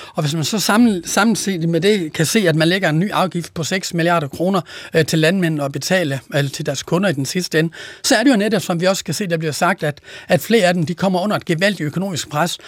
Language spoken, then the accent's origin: Danish; Denmark; Jylland, hvor jeg kommer fra